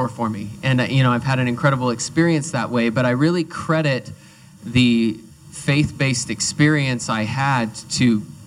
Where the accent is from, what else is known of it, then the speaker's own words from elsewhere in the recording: United States; a group of us American runners